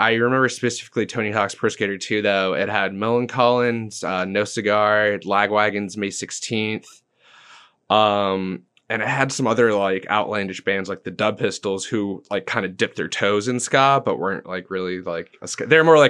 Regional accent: England, United Kingdom; now in Brandon, United States; So of all places, we moved from England to Brandon, Florida. It wasn't even Tampa.

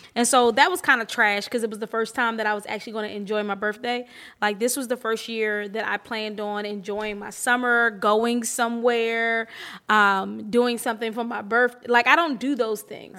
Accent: Atlantic City, New Jersey, United States; I was born in Atlantic City. My mom li-, lives in Atlantic City.

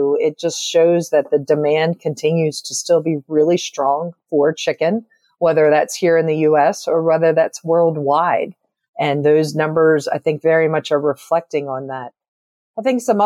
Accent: Caroline County, Maryland, United States; also born or lived in Northern Virginia; born and raised here on the Delmarva Peninsula. So I grew up in Caroline County, Maryland

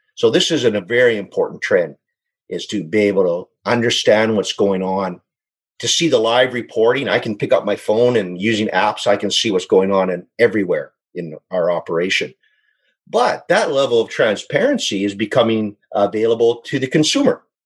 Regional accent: Saskatchewan, Canada; moved away as an adult; now in British Columbia, Canada; born and raised in Saskatchewan, but I moved out to BC

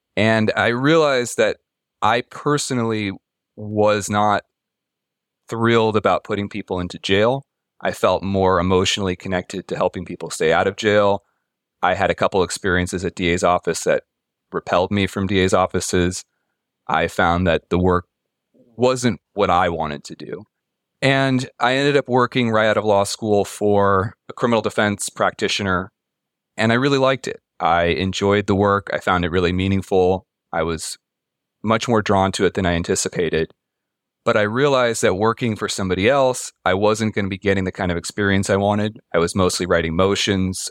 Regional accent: Pacifica, California, United States; I grew up in Pacifica, which is on the coast, a little bit south of San Francisco

